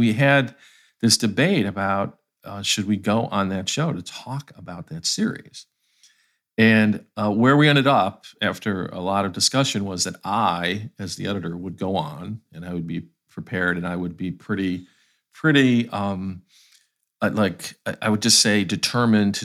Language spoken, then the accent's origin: English; Ohio, United States; moved away as an adult; now in Atlanta, United States; I'm from Ohio, so I have, I grew up in the Rust Belt time in that state.